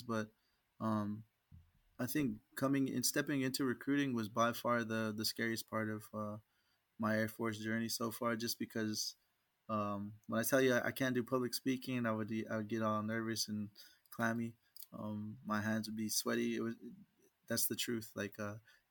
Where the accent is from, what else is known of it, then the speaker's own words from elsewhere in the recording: Oklahoma, United States; I ended up getting stationed in my home state